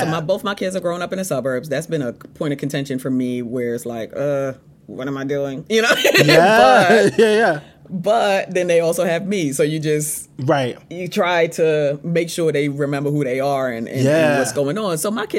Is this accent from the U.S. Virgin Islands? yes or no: yes; U.S. Virgin Islands; now in United States; So, I'm from the Virgin Islands and I've been in the States for 20 years, but I always say I am in an advantage in that I grew up in my, formative years in a majority black place.